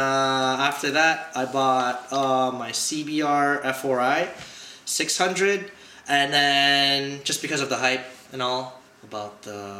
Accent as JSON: {"language": "English", "town": "Toronto", "region": "Ontario", "country": "Canada", "said": "I'm from Toronto, Ontario."}